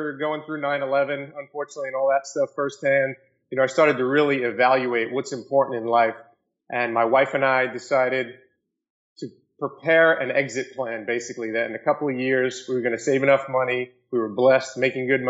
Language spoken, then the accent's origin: English; New York City, New York, United States; I grew up in Staten Island, New York, and went to Monsignor Farrell High School